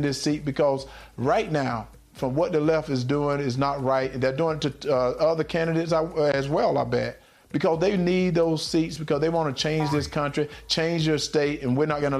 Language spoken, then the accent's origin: English; Georgia, United States; So I'm going to continue to help people in my hometown because that's where I am.